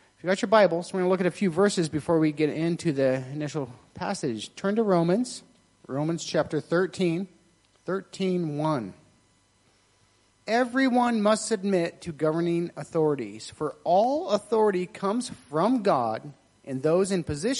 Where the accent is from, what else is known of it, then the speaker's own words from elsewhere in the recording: United States; I'm American